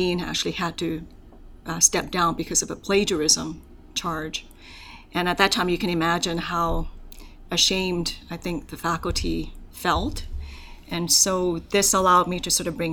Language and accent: English; Hong Kong; also born or lived in Canada; now in Alberta, Canada; So my family is from Hong Kong, and so I was born in Hong Kong. And it's an interesting story about how I immigrated to Canada